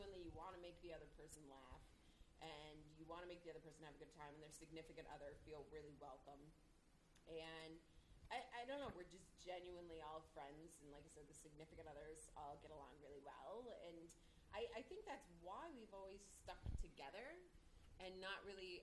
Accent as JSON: {"language": "English", "region": "Minnesota", "country": "United States", "tie": "born or raised there", "moved": "yes", "said": "I grew up in Minnesota"}